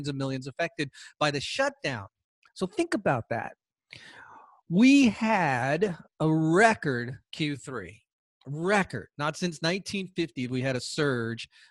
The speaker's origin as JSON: {"language": "English", "region": "Georgia", "country": "United States", "said": "Georgia, my home state"}